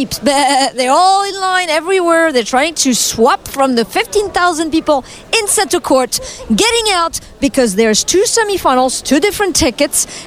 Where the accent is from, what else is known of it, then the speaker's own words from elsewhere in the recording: Russia; I'm from Russia.